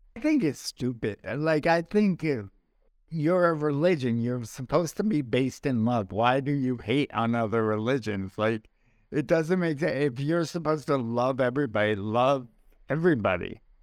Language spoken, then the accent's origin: English; New York, United States; my wife makes fun of the way I talk, uh, talk, talk, 'cause I'm a I'm from New York, and we, we say our O Rs